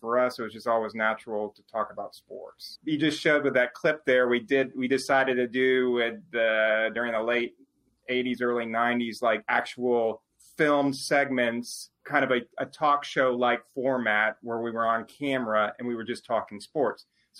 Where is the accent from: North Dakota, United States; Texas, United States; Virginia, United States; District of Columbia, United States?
Texas, United States; I grew up as an Astros fan. I grew up as a Texan, or excuse me, not a Texans fan.